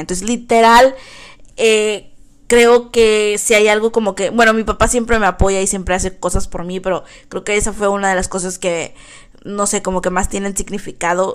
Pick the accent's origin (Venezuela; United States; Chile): United States; Texas; also born or lived in Brownsville, Texas; aquí en Texas todos usamos sombreros y botas